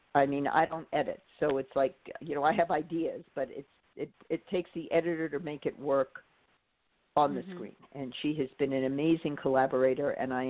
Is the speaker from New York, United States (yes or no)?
yes; New York City, New York, United States; moved away; I grew up in Manhattan and we didn't have drive-ins when I was growing up.